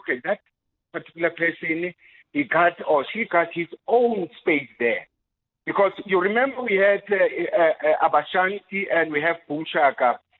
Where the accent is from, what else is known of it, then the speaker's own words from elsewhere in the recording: Rustenburg, North West, South Africa; moved away; also born or lived in Soweto; I grew up in Rustenburg